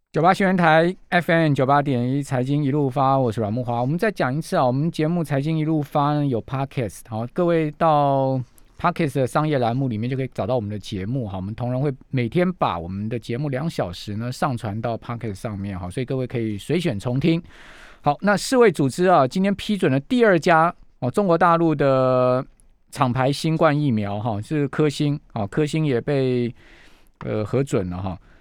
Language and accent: Chinese; Taiwan; 真的要让我们台湾人早日恢复正常的生活